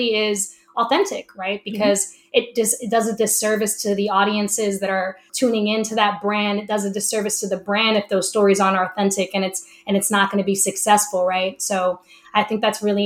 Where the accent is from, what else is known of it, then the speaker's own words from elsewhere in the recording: Camden, New Jersey, United States; my hometown of Camden, New Jersey